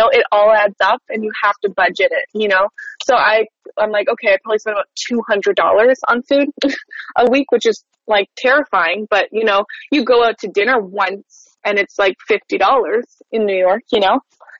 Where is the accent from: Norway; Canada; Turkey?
Canada; Winnipeg, Manitoba; Yeah, Winnipeg, Manitoba.